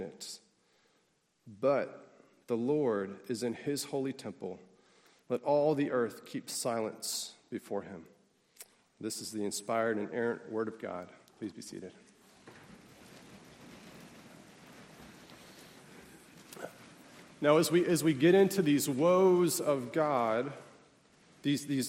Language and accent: English; Pittsburgh, Pennsylvania, United States; I come from Pittsburgh, which is known as the what city? Steel City.